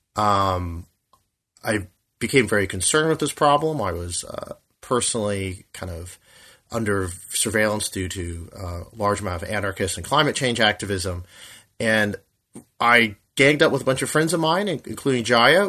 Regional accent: United States; I'm an American

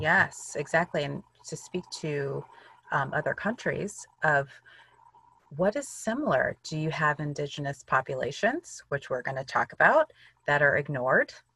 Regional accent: Illinois, United States; I grew up in Illinois, in the US

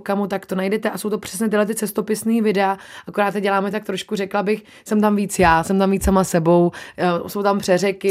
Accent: Czechia; also born or lived in New Zealand; my jsme zvyklí Češi, jíst maso

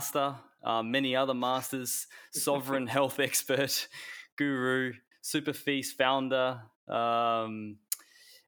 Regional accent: Perth, Western Australia, Australia; now in Bali, Indonesia; I'm from Perth originally

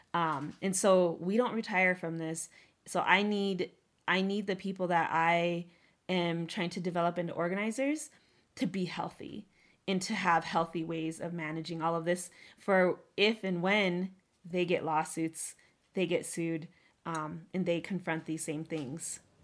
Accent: Northern Cheyenne, United States; also born or lived in Oglala Lakota; as a Native woman, as a Oglala woman, as a Northern Cheyenne woman

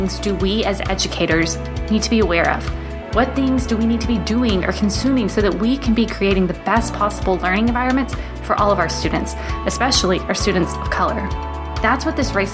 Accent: United States; moved away as an adult; now in Germany; I am so proud to be an American

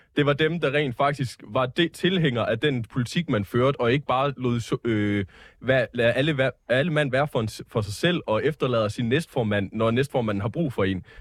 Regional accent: South Jutland, Southern Denmark, Denmark; i Sydjylland, hvor jeg kommer fra

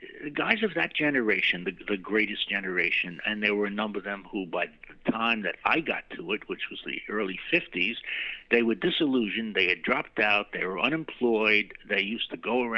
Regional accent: New York City, New York, United States; also born or lived in Brooklyn / Queens / Great Neck; I was born in Manhattan and returned to Manhattan

